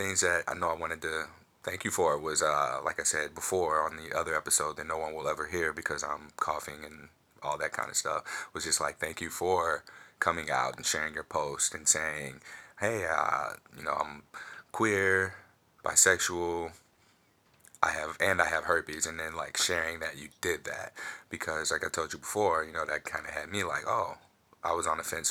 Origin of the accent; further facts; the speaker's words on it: St. Louis, Missouri, United States; I'm from St. Louis